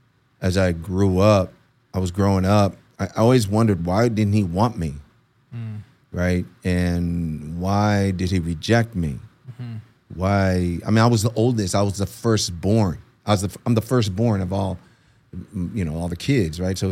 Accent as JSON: {"language": "English", "town": "Aguadilla", "country": "Puerto Rico", "tie": "born there", "said": "So I was born in Aguadilla, Puerto Rico."}